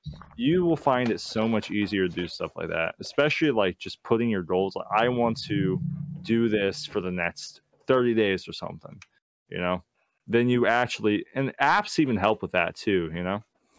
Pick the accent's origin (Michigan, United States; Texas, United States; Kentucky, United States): Texas, United States; And the thing is, I'm from Texas, so I've had an accent, you can hear it when I say accent